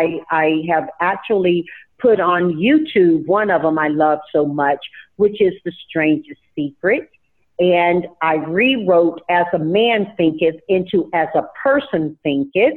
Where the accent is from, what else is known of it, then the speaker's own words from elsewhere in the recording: Tarboro, North Carolina, United States; now in California, United States; when I grew up in Tarboro, North Carolina, we didn't have a library on my side of town.